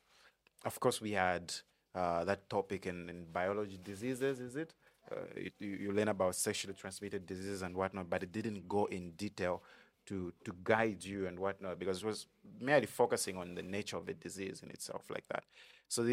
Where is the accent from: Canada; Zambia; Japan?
Zambia; Kitwe, Copperbelt Province; also born or lived in Solwezi; I was born in Kitwe.